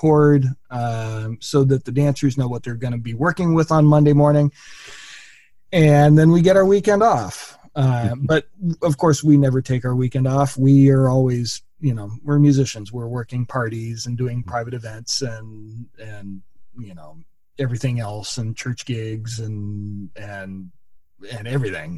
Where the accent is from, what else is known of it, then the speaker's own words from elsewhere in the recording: Southern California, United States; I was born and raised in Southern California